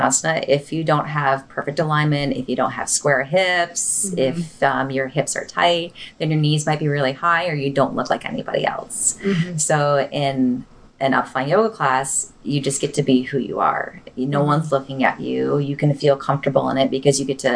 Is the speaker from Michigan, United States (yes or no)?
yes; Michigan, United States; growing up in Michigan